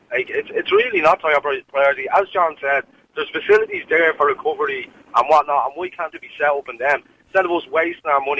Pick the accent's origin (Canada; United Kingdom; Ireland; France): Ireland; Dublin, Leinster; I'm, I'm from the Dublin Nine area